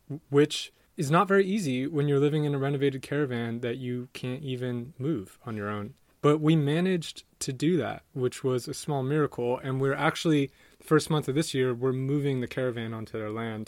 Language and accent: English; San Diego, California, United States; moved away; my hometown of San Diego